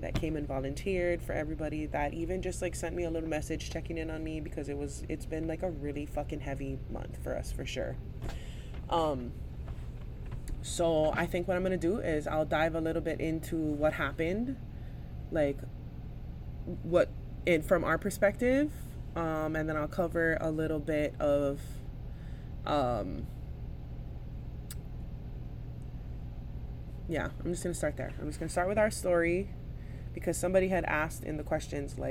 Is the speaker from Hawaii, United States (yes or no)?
yes; Hawaii, United States; as a Hawaiian, as a mother, as a business owner, as a cultural practitioner